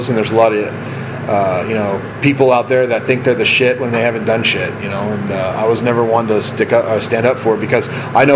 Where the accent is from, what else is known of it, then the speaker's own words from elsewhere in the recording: Simi Valley, California, United States; here in Simi, which is my hometown